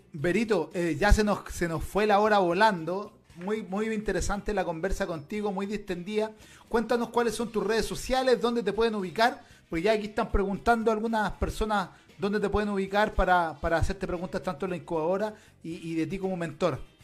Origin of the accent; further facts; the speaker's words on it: Chile; yo ya no me siento chileno, yo me siento latinoamericano